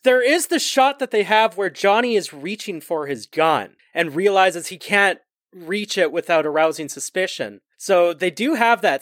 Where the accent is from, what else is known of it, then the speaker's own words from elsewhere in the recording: Canada; we're Canadian